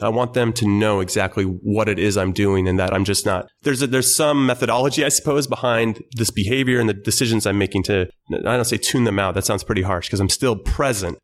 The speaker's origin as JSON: {"language": "English", "town": "Temple City", "region": "California", "country": "United States", "tie": "born or raised there"}